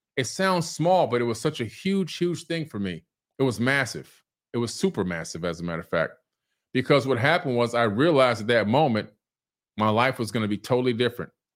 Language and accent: English; Miami, Florida, United States; also born or lived in Queens, New York City; I was born in New York City, Queens General Hospital. From Queens, we moved down to Miami, Florida in nineteen seventy-one, okay? I was six going on seven.